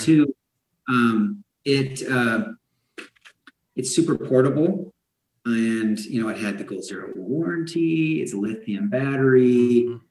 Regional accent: Idaho, United States; I was born and raised here in Idaho

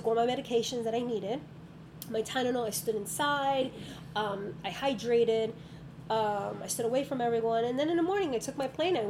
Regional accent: New York, United States; But I think it's already embedded in me as a New Yorker.

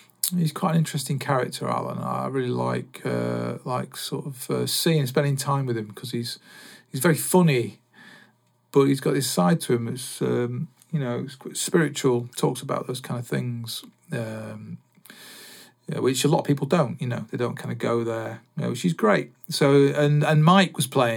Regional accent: Salford, North West England, United Kingdom; I was born in Salford

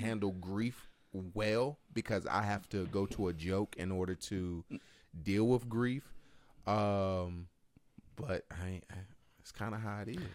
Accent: Martinsville, Virginia, United States; we're from Martinsville.

